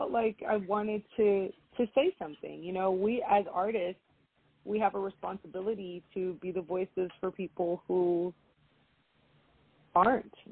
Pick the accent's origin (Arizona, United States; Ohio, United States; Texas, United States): Texas, United States; Houston; born there; I have a Cuban father, I have a Mexican mother, but I am American. I was born here